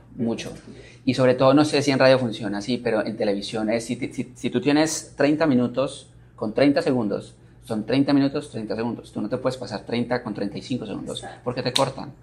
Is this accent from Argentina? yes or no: no; Manizales, Caldas, Colombia; moved away; vengo de una ciudad que se llama Manizales, eh, en Colombia